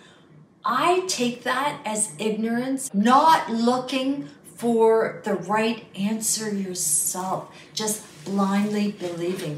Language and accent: English; Goa, India; moved away; also born or lived in Libya; I am from Goa. I'm Roman Catholic